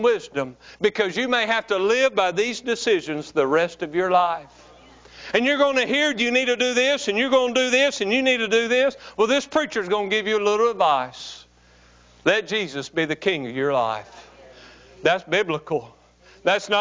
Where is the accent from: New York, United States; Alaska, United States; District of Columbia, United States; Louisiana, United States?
Louisiana, United States; West Monroe; I'm from West Monroe